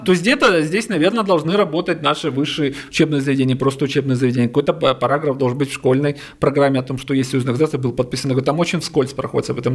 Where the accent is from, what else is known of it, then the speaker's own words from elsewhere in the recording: Crimea, Ukraine; я, допустим, крымчанин, родился в Крыму